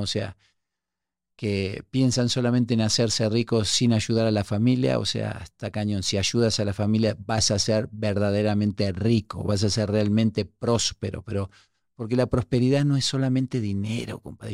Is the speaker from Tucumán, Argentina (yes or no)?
no; Buenos Aires, Argentina; moved away as an adult; also born or lived in Uruguay; now in Mexico; me crié en un barrio súper pobre en La Boca, en Argentina. Yo nací en Uruguay, me crié en La Boca, vine a México de muy joven